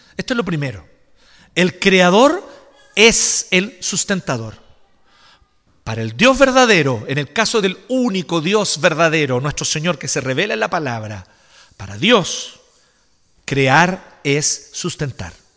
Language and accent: Spanish; Chile; nosotros como chilenos